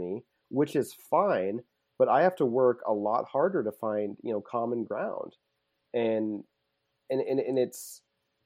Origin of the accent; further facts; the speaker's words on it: Nebraska, United States; also born or lived in Colorado; I don't want to shit on my home state. I love it. I had no problem growing up here